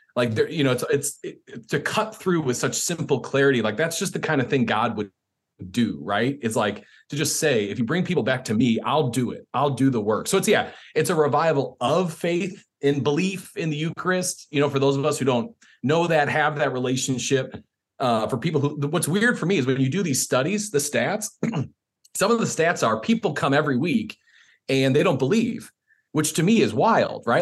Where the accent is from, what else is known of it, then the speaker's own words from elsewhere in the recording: Chicago, Illinois, United States; moved away; I'm from Chicago originally